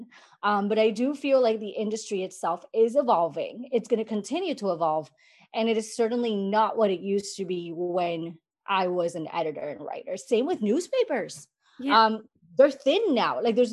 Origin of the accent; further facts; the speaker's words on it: San Juan, Puerto Rico; I grew up in Puerto Rico, San Juan, Puerto Rico